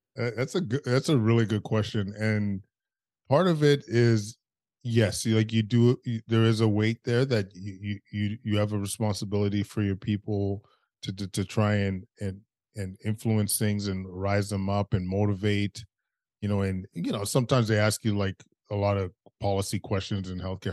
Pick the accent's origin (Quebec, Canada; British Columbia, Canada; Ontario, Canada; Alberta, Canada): Alberta, Canada; Edmonton; now in Ottawa, Canada; growing up in Edmonton, you kind of have a, you, you, you have a racist existence